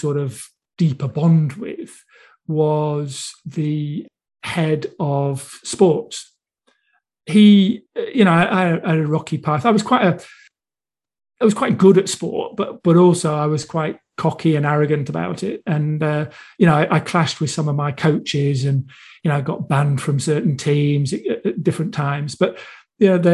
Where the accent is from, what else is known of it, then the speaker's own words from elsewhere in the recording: Buxton, East Midlands, United Kingdom; accent: Manchester; also born or lived in Manchester; I was born in Buxton, Derbyshire.